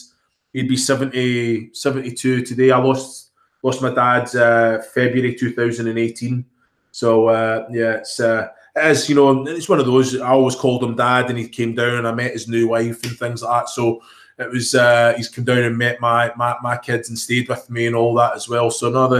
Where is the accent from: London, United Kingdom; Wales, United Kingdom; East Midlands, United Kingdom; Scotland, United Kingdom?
Scotland, United Kingdom; accent: Glaswegian; moved away as an adult; also born or lived in Kilmarnock / Glasgow; I'm Scottish born and bred.